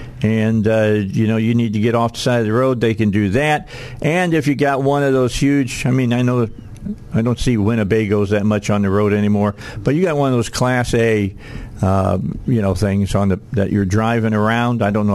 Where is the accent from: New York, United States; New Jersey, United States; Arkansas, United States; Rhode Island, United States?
Arkansas, United States; Wynne; I grew up in Wynn, Arkansas.